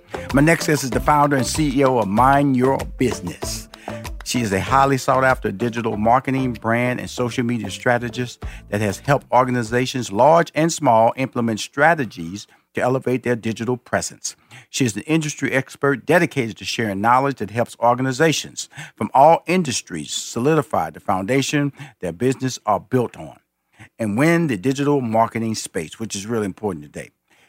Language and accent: English; Texas, United States; I'm a Texan, so she's a Texan, so you know, got a little love there.